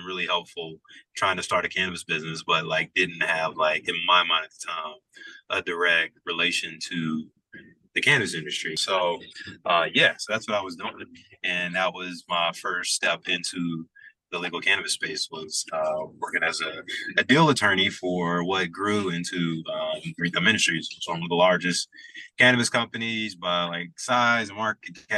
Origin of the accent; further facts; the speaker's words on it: Birmingham, Alabama, United States; moved away as an adult; now in Chicago, United States; I'm originally from Birmingham, Alabama, is where I was born and lived until I was 18. Grew up in a predominantly black, almost like all black neighborhood